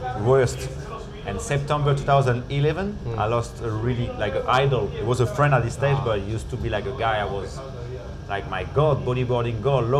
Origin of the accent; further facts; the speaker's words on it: Réunion; English is a second language; also born or lived in France; proud to represent it, even if I'm not born there, I'm born in France, but I arrived there really young, I'm from Reunion.